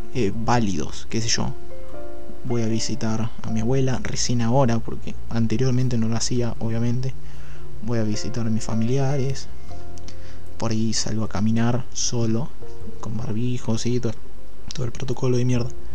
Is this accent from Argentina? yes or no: yes; Chivilcoy, Buenos Aires Province, Argentina; en Chivilcoy, que es mi ciudad natal